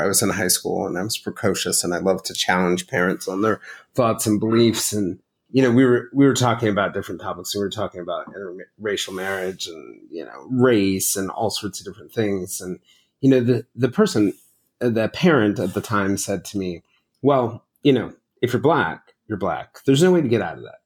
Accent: the South, United States; a black family growing up in the South

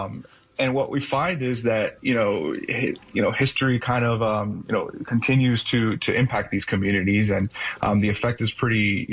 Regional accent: Miami, Florida, United States; moved away as an adult; now in Midwest, United States; I grew up in Miami, Florida, and my parents were first generation immigrants from Cuba

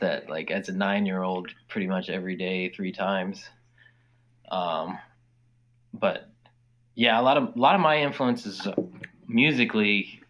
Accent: Anchorage, Alaska, United States; anchorage where we're from is south central

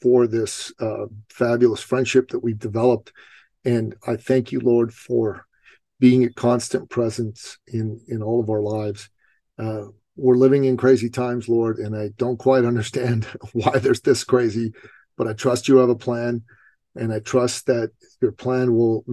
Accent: Iran; moved away; I grew up in Iran

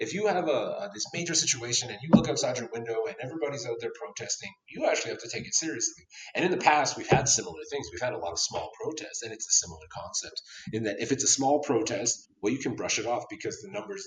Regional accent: Toronto, Ontario, Canada; now in Calgary, Canada; someone who's from Toronto, a very multicultural city

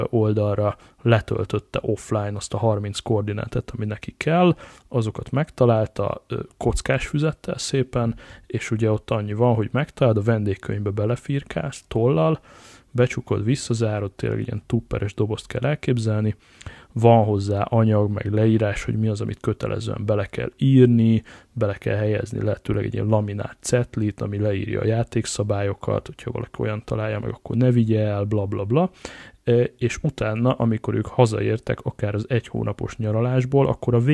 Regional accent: Hungary; és akkor most itt össze is szégyelem magam, de nagyon gyorsan, mint, mint magyar

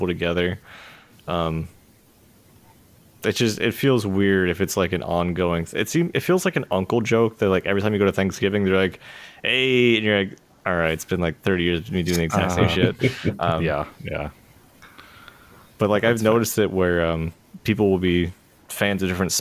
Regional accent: Pennsylvania, United States; growing up in Pennsylvania

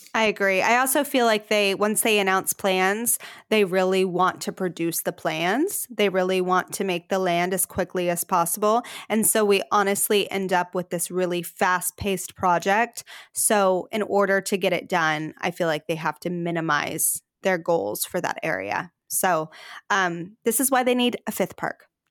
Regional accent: Texas, United States; We're Texan

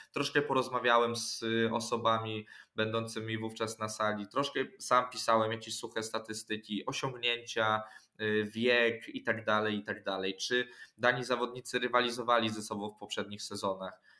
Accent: Orneta, Warmian-Masurian Voivodeship, Poland; Pochodziłem do szkoły, chodziłem na treningi piłki nożnej u nas w Ornecie

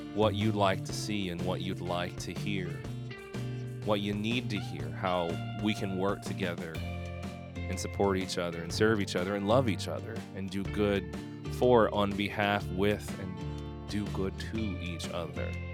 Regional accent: Philadelphia, Pennsylvania, United States; also born or lived in Korea; becoming a priest in the Episcopal Church in my hometown of Philadelphia

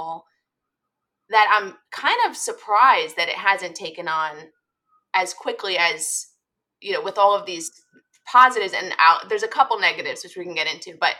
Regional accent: United States; I'm an American

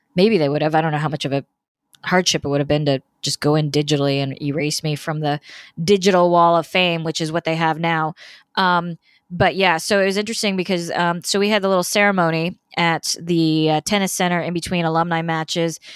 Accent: Indiana, United States; moved away as an adult; now in Florida, United States; I'm from Indiana originally. I, of course, live in Florida now

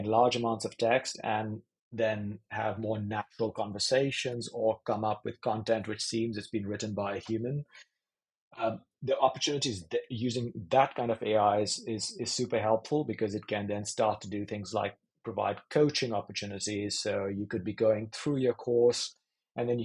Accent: India; moved away; I grew up in India, in the education system there

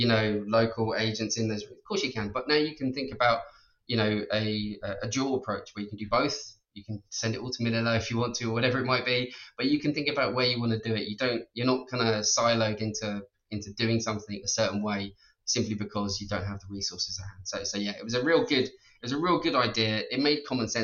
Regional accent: Ireland; being Irish and being able to speak English

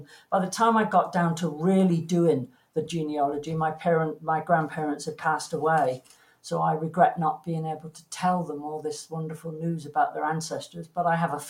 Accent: England, United Kingdom; moved away; And it was then I realized I'm not English anymore. I forgot that when you plug anything in the UK, you have to put the switch down to turn on the power.

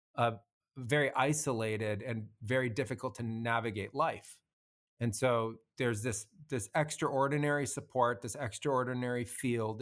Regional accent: United States; moved away as an adult; also born or lived in Peru; I grew up as an American and I was, you know, living what had come out of a suburban childhood

